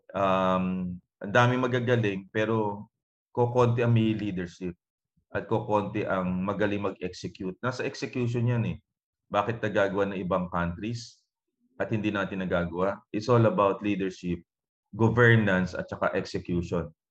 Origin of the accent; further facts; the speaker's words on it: Calapan, Mimaropa, Philippines; isa lang doktor sa amin sa Kalapan, uh, Mindoro.